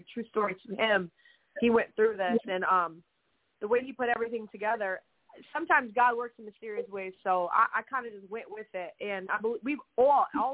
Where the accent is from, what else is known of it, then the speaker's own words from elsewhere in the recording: Brownstown, Michigan, United States; I grew up downriver in a little town called Brownstown, Michigan. Very, very rural